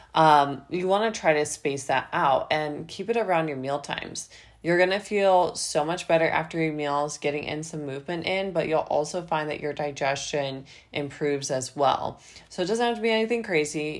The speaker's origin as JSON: {"language": "English", "region": "Midwest", "country": "United States", "also_born_or_lived": "Ohio", "moved": "yes", "lives_now": "Florida, United States", "said": "I'm actually from the Midwest, and so when I lived in Ohio"}